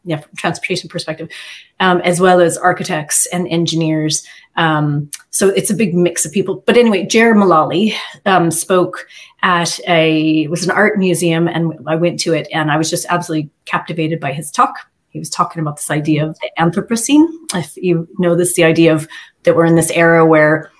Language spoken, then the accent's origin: English; Alaska, United States; moved away as an adult; now in Ireland; I'm from Alaska originally.